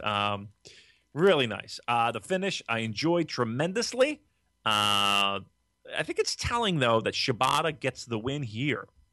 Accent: Gloucester City, New Jersey, United States

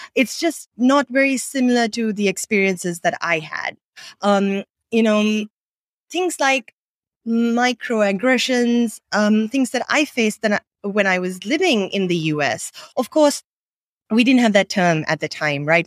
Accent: Sri Lanka; English is a second language; also born or lived in Bay Area, United States; I grew up in Sri Lanka, um, speaking English as a second language

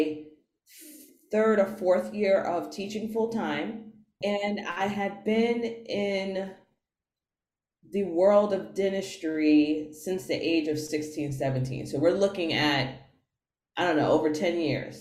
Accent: New York City, New York, United States; I'm from New York City

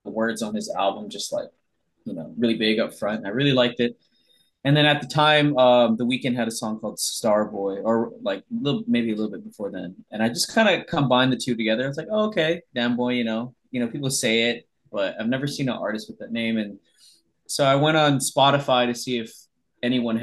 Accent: Honolulu, Hawaii, United States; now in Los Angeles, United States; growing up in Hawaii

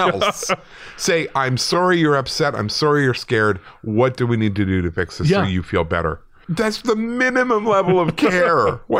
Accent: Manchester, North West England, United Kingdom; now in Northern Ireland; I'm from Manchester, UK, originally, but now live in Northern Ireland.

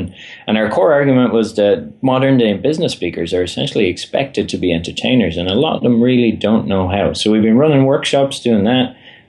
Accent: Ireland; You're now in charge, but I am from Ireland, and that tends to dominate a bit as well.

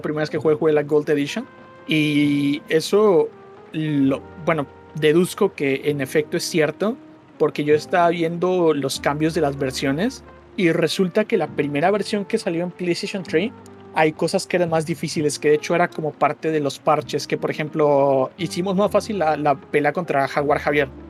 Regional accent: southeast Mexico, Mexico; aquí en, en, el sureste

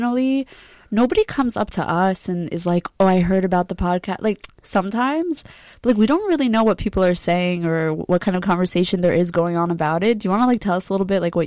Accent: Great Neck, New York, United States; I hate saying I'm from Long Island

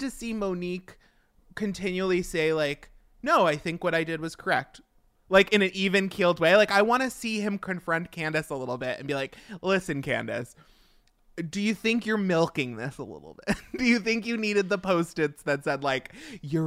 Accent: Long Island, New York, United States; being from Long Island, it's so close to home that it hurts

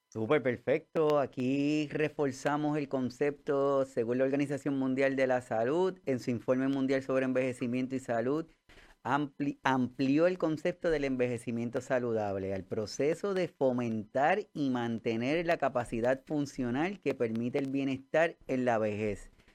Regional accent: Puerto Rico; todos los que somos puertorriqueños

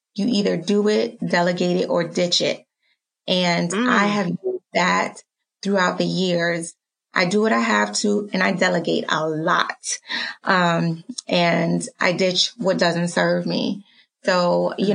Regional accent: New York City, New York, United States; also born or lived in Dominica; now in Harrisburg, United States; I was born in Dominica and raised in Harlem

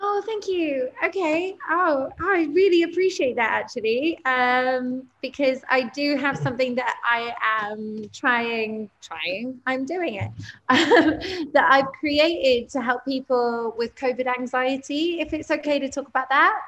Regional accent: Cyprus; I am from Cyprus

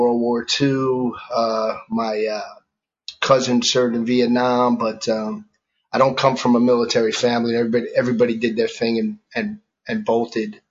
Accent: New York City, New York, United States; I was born and raised in New York, in the city in Manhattan.

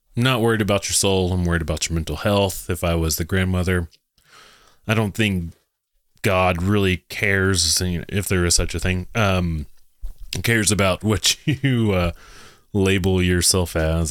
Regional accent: Texas, United States; I'm from Texas

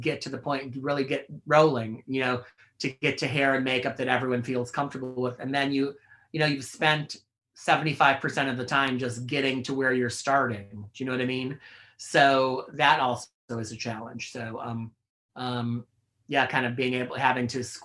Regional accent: outside Chicago, Illinois, United States; now in New York, United States; people I know who I grew up with outside Chicago

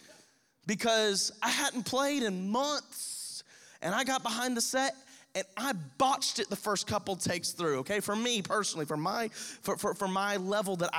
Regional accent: Crestview, Florida, United States; we're from Crestview

